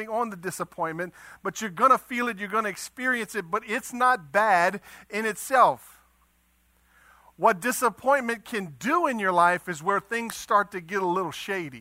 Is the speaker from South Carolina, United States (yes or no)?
no; Eunice, Louisiana, United States; I'm from Eunice